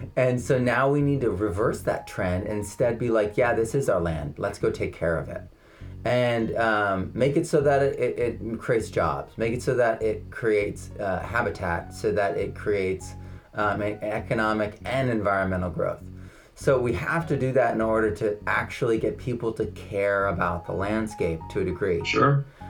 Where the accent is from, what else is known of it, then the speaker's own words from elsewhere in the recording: Connecticut, United States; I'm from Connecticut